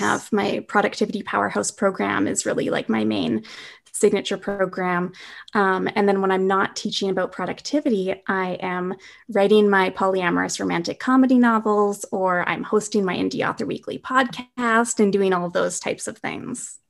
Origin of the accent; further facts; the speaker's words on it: Winnipeg, Manitoba, Canada; moved away as an adult; now in British Columbia, Canada; I'm originally from Winnipeg, but during the pandemic, I'm in this little tiny lake town, um, in the middle of B C